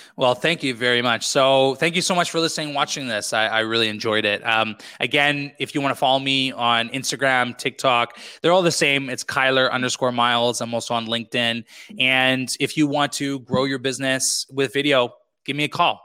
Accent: British Columbia, Canada; moved away as an adult; also born or lived in Quebec; back into BC, uh, British Columbia, Canada, where I grew up

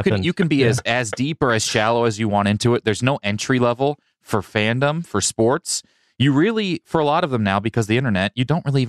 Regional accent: Kansas City, Missouri, United States; now in Los Angeles, United States; I'm from Kansas City. They don't even have a team.

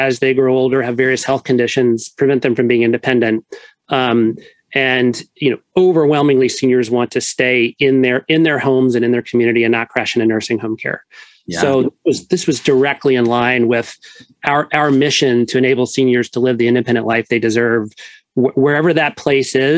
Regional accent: New Orleans, Louisiana, United States; moved away as an adult; also born or lived in Northeast United States; now in Connecticut, United States; I grew up in New Orleans. That will always be in my blood

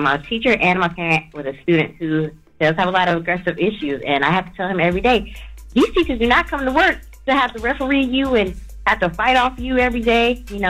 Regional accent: North Carolina, United States; I'm from North Carolina.

